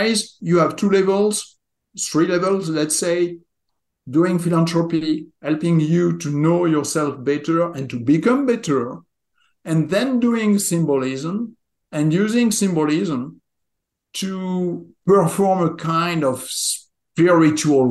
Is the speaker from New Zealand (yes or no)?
no; southwest France, France; moved away as an adult; also born or lived in southwestern United States; now in United States; I was born and raised in France, in the southwest of France. I live now in the southwest of America